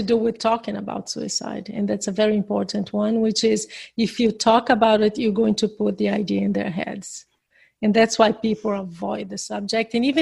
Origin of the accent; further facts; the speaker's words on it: Brazil; English is a second language; I'm from Brazil. But I speak English